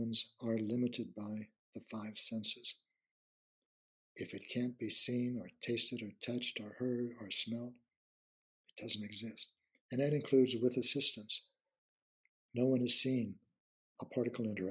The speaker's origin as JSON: {"language": "English", "region": "Midwest of the United States", "country": "United States", "said": "I come from the Midwest of the United States"}